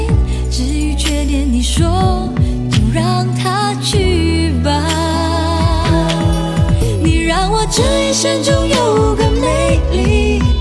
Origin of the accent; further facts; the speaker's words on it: Singapore; 我是来自新加坡的